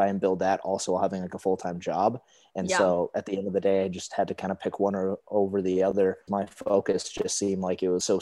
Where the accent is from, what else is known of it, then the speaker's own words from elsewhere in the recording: Huntley, Montana, United States; I'm originally from Montana, a little town right outside of Billings